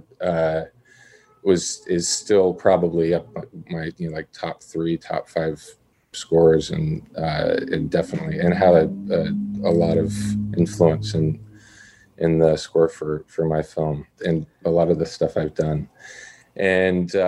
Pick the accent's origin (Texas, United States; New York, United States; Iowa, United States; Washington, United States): New York, United States; Syracuse; I grew up in Syracuse.